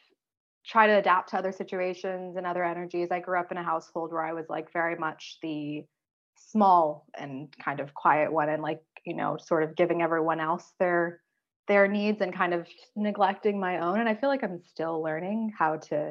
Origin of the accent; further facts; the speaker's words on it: San Jose, California, United States; moved away as an adult; now in Vancouver, Canada; I grew up in San Jose specifically